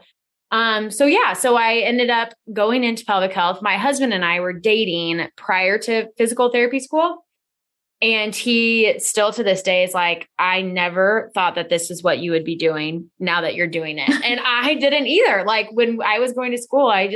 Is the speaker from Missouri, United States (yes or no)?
yes; Lee's Summit, Missouri, United States; So I grew up in Lee Summit, Missouri, which is a suburb of Kansas City, south of the city, and born and raised here